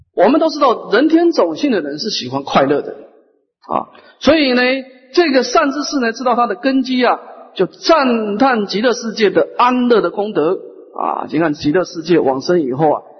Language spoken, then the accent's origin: Chinese; Taiwan; 我们台湾人是很有慈悲心的